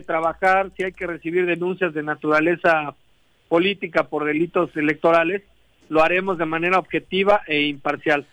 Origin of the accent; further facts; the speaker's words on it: Morelos, Mexico; yo soy el único morelense en la mesa de seguridad aquí del estado.